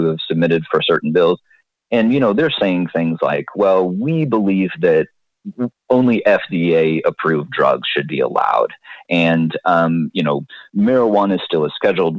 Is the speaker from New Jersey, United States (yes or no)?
no; Topeka, Kansas, United States; I grew up in Topeka, which is the capital of Kansas.